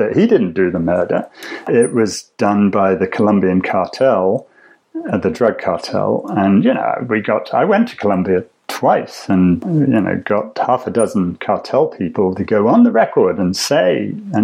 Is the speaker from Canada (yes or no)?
no; England, United Kingdom; as an English public schoolboy